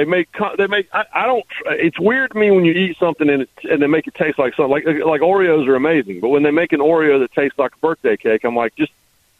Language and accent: English; Raleigh, North Carolina, United States; I grew up in a college sports house. I grew up in Raleigh, which is, you know, a college sports area.